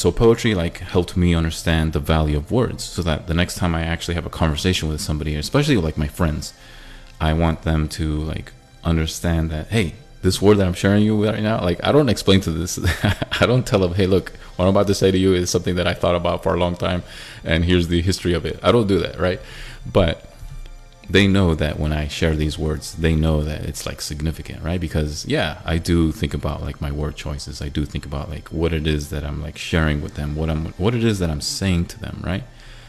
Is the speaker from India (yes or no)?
no; Middle East, Israel; moved away; also born or lived in Syria / Cyprus / Thailand; Because I grew up overseas most of my young life. I grew up in Israel, I grew up in Syria, I grew up in Cyprus, and I was born in Thailand, but I grew up in the Middle East most of my young life.